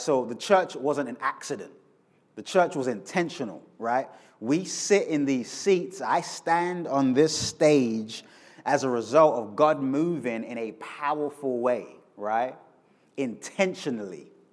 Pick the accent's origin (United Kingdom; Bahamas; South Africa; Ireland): United Kingdom; London; moved away as an adult; now in Kansas City, United States; I'm originally from London. Uh, I moved to the States 12 years ago